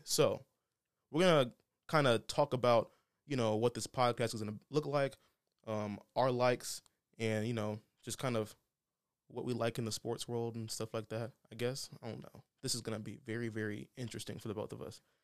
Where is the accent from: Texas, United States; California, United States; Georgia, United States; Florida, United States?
Texas, United States; Houston; I was born in Houston